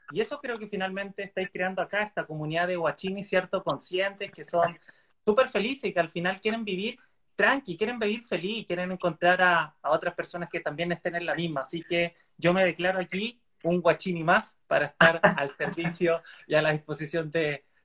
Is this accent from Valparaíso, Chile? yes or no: yes; Valparaíso, Chile; yo soy un chico de Valparaíso, eh, soy psicólogo de, de profesión, sexólogo de corazón